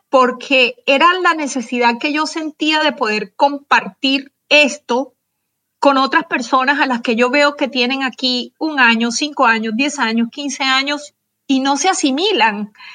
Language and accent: Spanish; Barranquilla, Atlántico, Colombia; moved away as an adult; now in Houston, United States; yo nací en Barranquilla, Colombia, en, la costa caribe, pero mis padres eh, eran de pueblos más pequeños, entonces tuve como una infancia en la que me moví en muchos pueblos